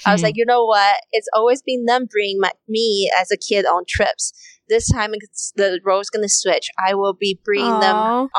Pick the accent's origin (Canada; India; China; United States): China; moved away; there is a big rooted culture of respect your elders in where I grew up in China